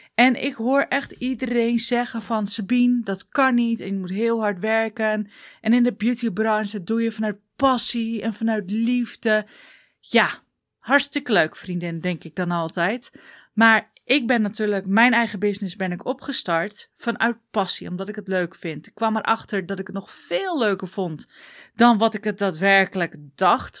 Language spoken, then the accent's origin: Dutch; Groningen, Netherlands; accent: Groningen dialect; ik kom uit Groningen, dus ik ga een beetje in het dialect.